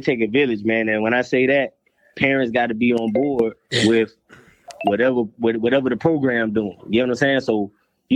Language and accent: English; Jacksonville, Florida, United States; Right now, I'm in Jacksonville. This is where I stay. It's my hometown. I love my city.